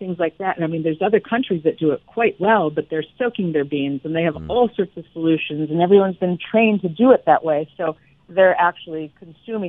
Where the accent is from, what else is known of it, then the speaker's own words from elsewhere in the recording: Chicago, Illinois, United States; now in Florida, United States; I'm originally from the Midwest Chicago area